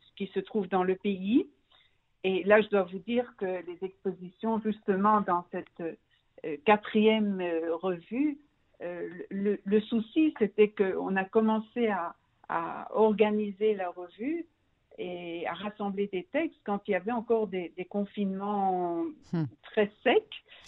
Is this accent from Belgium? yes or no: yes; Brussels, Brussels-Capital Region, Belgium; moved away as an adult; now in Israel; je suis née et j'ai grandi en Belgique, à Bruxelles